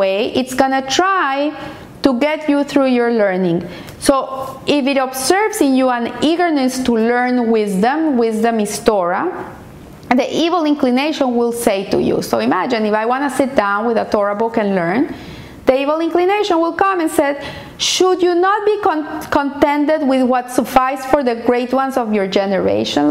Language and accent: English; Colombia; moved away; I'm a Colombian, and I grew up in Colombia in the times of terrorism, of kidnapping